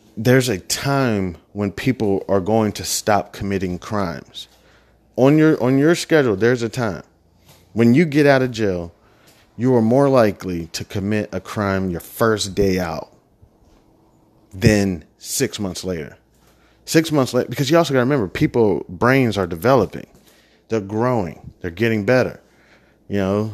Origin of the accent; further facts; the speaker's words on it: Midwest, United States; moved away; I was from the Midwest. I'm, you know, Bible thumping town